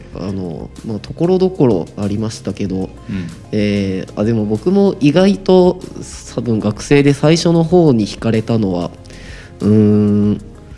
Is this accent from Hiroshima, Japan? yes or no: no; Fukuoka, Japan; 僕はまあ福岡生まれなので